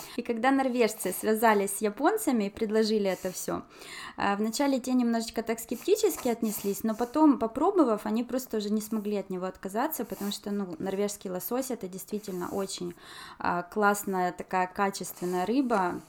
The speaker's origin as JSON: {"language": "Russian", "country": "Ukraine", "also_born_or_lived": "China", "moved": "yes", "lives_now": "Norway", "said": "у нас в Украине"}